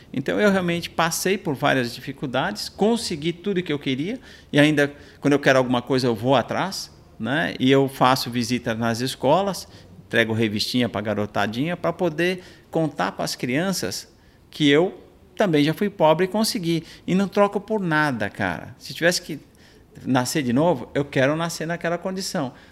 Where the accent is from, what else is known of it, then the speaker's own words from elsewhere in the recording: Minas Gerais, Brazil; born there; A gente mora, nasci em Minas Gerais, numa casa de barro, era casa da barro com madeira, com pau, né?